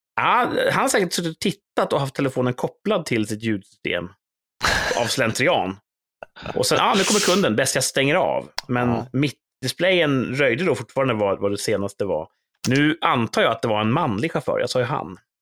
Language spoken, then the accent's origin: Swedish; Sweden; som svensk